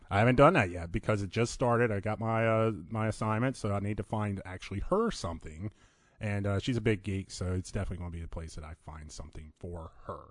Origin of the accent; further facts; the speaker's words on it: Virginia, United States; moved away as an adult; now in Phoenix, United States; I'm originally from Virginia, been here for about two and a half years now.